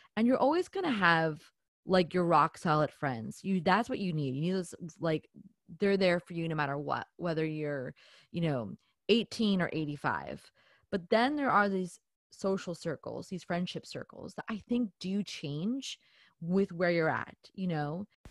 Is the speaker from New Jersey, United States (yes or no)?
yes; New Jersey, United States; I'm from New Jersey, so we are a little bit more, you know, we're a little bit in your face about it